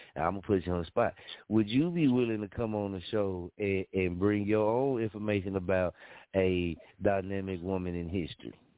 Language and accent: English; Muskogee, Oklahoma, United States; moved away; I love Muskogee, you dig? I love my hometown